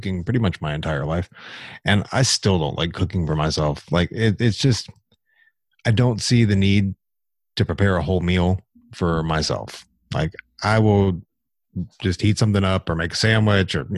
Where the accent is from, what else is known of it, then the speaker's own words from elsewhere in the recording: the South, United States; I'm from the South. Everybody's a good cook down here. Or at least they were when I was growing up